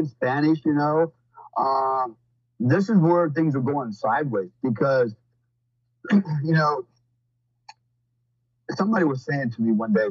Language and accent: English; Germany; now in Florida, United States; growing up in Germany, I remember my family